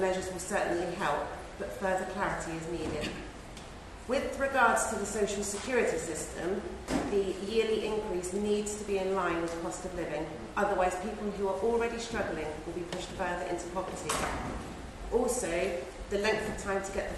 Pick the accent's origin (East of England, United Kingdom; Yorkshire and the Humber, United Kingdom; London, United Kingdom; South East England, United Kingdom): South East England, United Kingdom; Hampshire; I'm from Hampshire